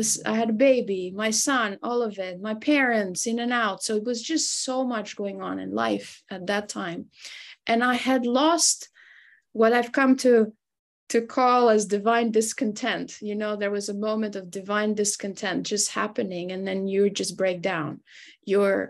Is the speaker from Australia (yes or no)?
no; Albania; moved away as an adult; now in United States; And so I grew up in Albania. I was born and raised there. I moved to the United States when I was about 21, 22 years old.